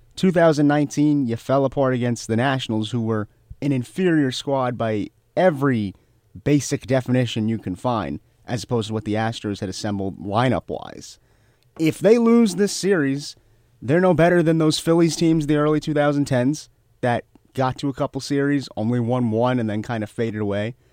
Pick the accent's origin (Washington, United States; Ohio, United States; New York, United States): New York, United States; As a New Yorker